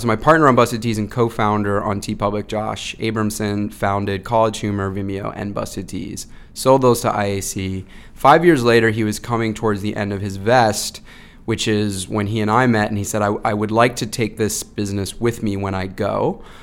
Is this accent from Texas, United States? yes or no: no; Dunstable, Massachusetts, United States; I grew up in Massachusetts, um, in, uh, Dunstable, Massachusetts, like, northwest of Boston